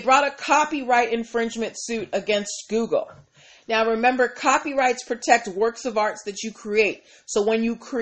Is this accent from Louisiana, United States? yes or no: no; Massachusetts, United States; I am from Massachusetts